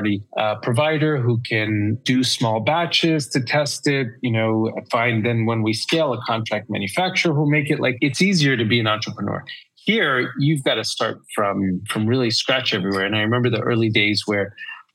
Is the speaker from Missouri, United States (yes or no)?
no; New York, United States; moved away as an adult; also born or lived in London; now in Colorado, United States; I'm from New York. I lived in London already for a while